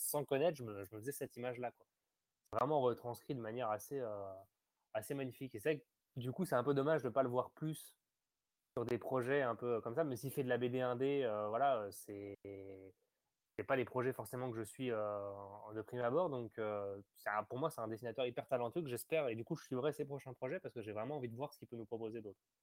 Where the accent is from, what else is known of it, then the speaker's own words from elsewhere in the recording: France; je suis français, né en France.